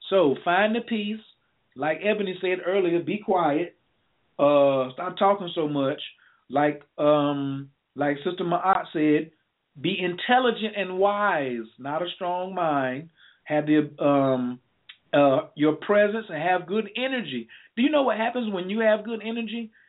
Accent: Chicago, Illinois, United States; Chicago, Illinois.

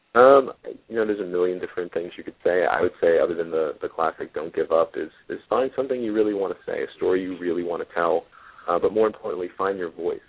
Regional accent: Jersey City, New Jersey, United States; I'm from Jersey City and I'm fast talking

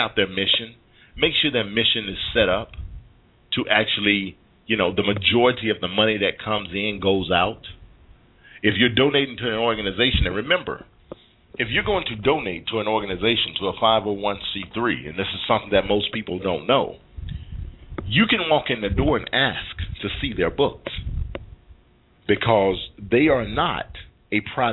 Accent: United States; we as American citizens

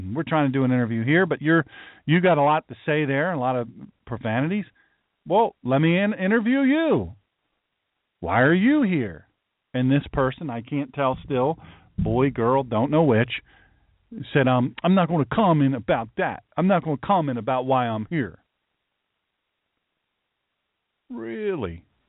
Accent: Chicago, Illinois, United States; I'm from Chicago. I'm worker, you know, I'm a labor guy.

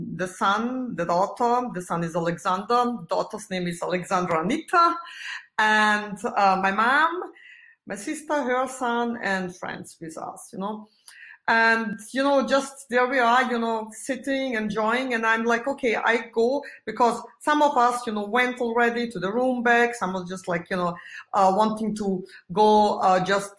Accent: Vienna, Austria; I'm living in Vienna, and that's my hometown

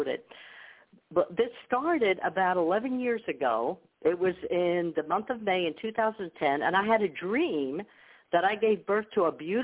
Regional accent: New York, United States; first language Ukrainian; English is a second language; I grew up in a Ukrainian community in New York. I didn't speak English when I went to school

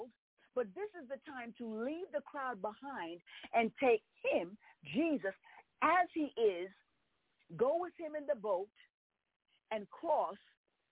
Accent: New York, United States; I was born and raised in New York

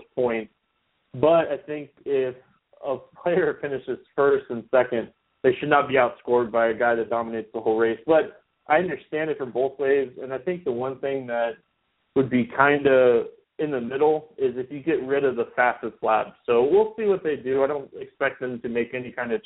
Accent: Daytona Beach, Florida, United States; I'm from the Daytona area, so I'm only about 20 minutes from the track

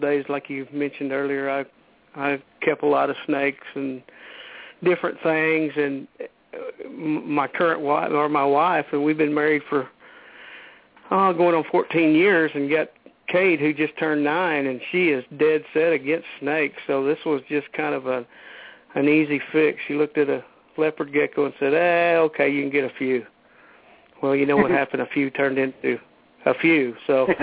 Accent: Midland, Texas, United States; also born or lived in Fort Davis, Texas; I moved away from Fort Davis and to Midland, Texas

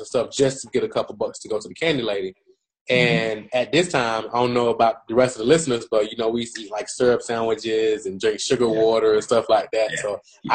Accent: Atlanta, Georgia, United States; I'm from Atlanta, Georgia. My mom raised me and my two sisters by herself. I grew up in a drug infested environment

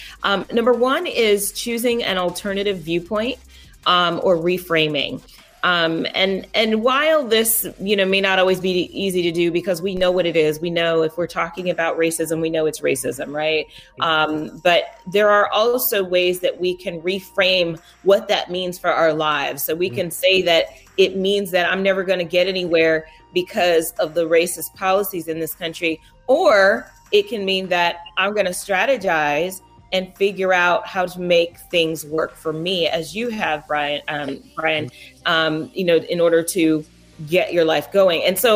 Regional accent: California, United States; So, I grew up in Southern California. That's a big deal.

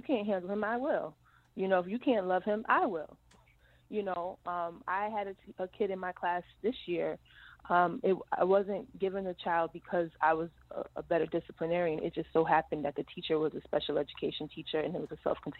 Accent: New York City, New York, United States; I come from Edenwell Projects in the Bronx

